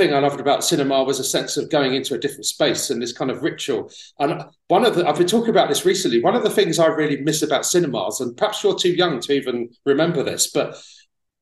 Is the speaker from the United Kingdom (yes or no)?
yes; Tunbridge Wells, South East England, United Kingdom; moved away as an adult; also born or lived in London; I was born in London, but when I was 5 years old, my parents moved out to Kent. So I was in Tunbridge Wells in Kent when I was from 5 to about 19.